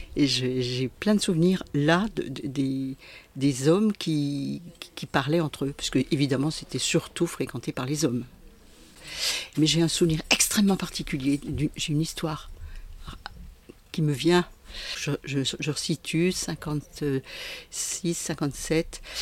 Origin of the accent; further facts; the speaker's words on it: Besançon, Bourgogne-Franche-Comté, France; moved away as an adult; also born or lived in Roche-lez-Beaupré; now in Jura, France; je suis une comtoise puisque je suis née à Besançon